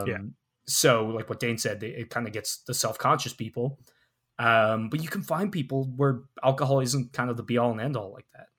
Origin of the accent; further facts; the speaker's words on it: Ireland; growing up in Ireland